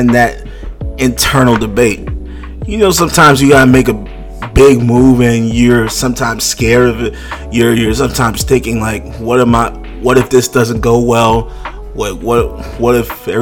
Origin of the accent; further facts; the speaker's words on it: New York City, New York, United States; moved away as an adult; now in Virginia, United States; I'm from Brooklyn, New York, born and raised, Bed-Stuy, do or die.